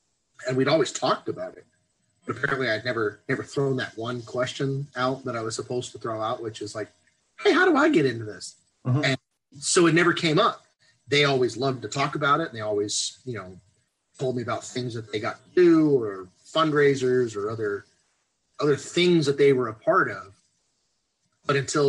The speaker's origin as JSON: {"language": "English", "region": "Texas", "country": "United States", "tie": "born or raised there", "said": "born and raised in Texas"}